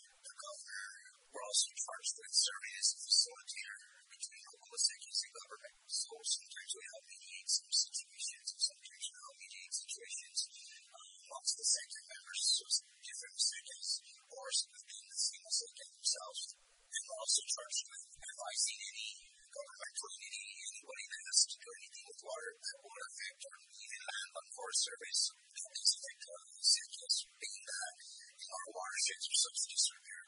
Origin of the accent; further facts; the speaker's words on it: Pecos, New Mexico, United States; I was raised in Pecos, Mexico. I'm a 13th generation Mexican.